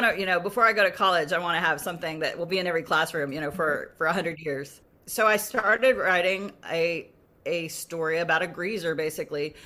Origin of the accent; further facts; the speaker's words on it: Tulsa, Oklahoma, United States; moved away; also born or lived in Dallas, Texas; I'm Cherokee, so, but I grew up in Tulsa